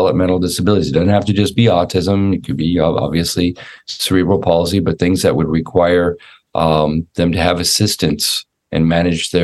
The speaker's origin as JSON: {"language": "English", "town": "Los Angeles", "region": "California", "country": "United States", "tie": "born or raised there", "also_born_or_lived": "Orlando, Florida", "moved": "yes", "lives_now": "Jackson, Tennessee, United States", "said": "I grew up in Los Angeles, California, in a little suburb called Sherman Oaks"}